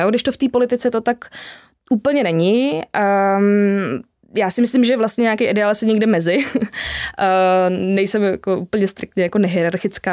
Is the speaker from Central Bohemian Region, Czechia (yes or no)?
no; Jihlava, Vysočina Region, Czechia; já pocházím z Jihlavy